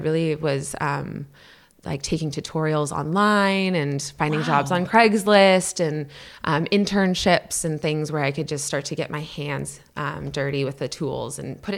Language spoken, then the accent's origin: English; Minnesota, United States; also born or lived in Canada; And then we moved to the United States kind of late elementary years. And I grew up in Minnesota before I came to.